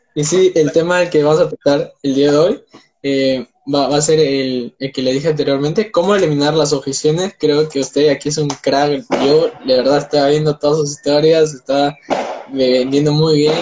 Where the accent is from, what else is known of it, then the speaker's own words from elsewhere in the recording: Peru; tengo 19 años, soy de Perú